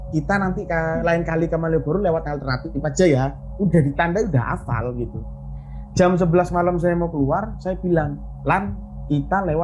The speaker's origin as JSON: {"language": "Indonesian", "town": "Surabaya", "region": "East Java", "country": "Indonesia", "said": "saya juga tidak tahu pertama kali kan ke Jogja apalagi saya orang Surabaya tidak tahu bagaimana uh, orang sana gimana"}